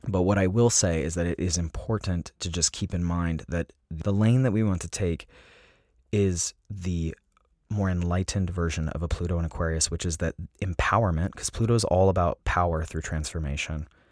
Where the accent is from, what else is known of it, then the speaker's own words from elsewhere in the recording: Salt Lake City, Utah, United States; moved away; also born or lived in San Diego; I grew up in Salt Lake City, Utah